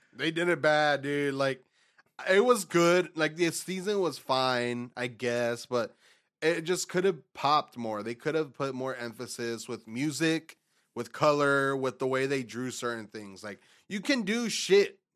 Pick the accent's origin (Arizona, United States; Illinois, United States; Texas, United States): Texas, United States; we're from Texas